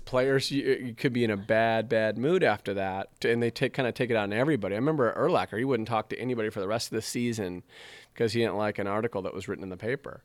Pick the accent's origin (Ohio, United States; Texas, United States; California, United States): California, United States; Southern; also born or lived in Colorado; now in Chicago, United States; I'm originally from Southern Cal